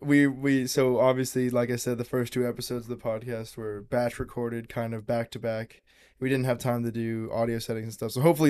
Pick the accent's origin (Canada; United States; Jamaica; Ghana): United States; Yeah, it's still, I'm American.